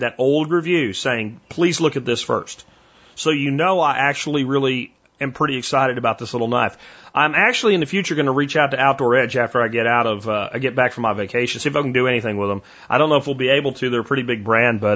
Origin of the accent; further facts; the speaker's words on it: Pottsville, Pennsylvania, United States; my hometown of Pottsville, Pennsylvania